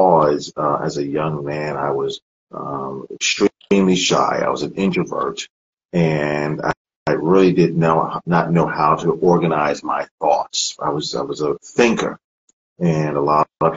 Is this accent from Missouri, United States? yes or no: no; Freeport, New York, United States; moved away as an adult; also born or lived in Columbus, Ohio; now in Shadyside, United States; I'm originally from New York. I grew up there